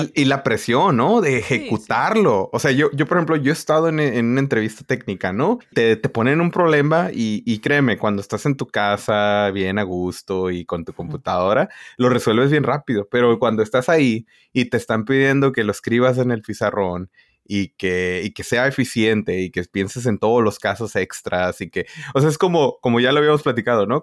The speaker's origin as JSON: {"language": "Spanish", "region": "northern Mexico border", "country": "Mexico", "said": "Y yo de la frontera"}